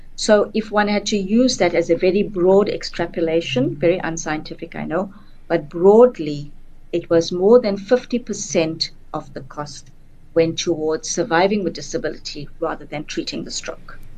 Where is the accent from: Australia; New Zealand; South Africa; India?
South Africa